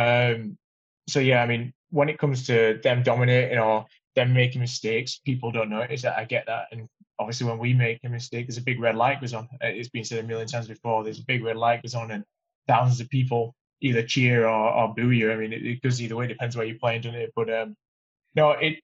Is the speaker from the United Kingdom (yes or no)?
yes; United Kingdom; I'm a Brit